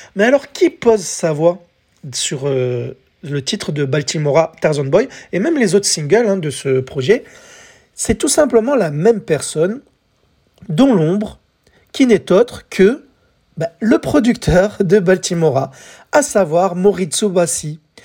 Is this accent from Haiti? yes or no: no; France